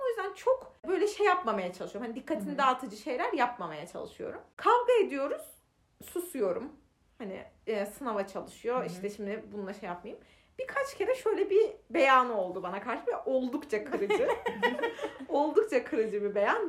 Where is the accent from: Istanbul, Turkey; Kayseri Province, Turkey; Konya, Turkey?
Konya, Turkey; biz Konyalıyız ve Konya'da doğduk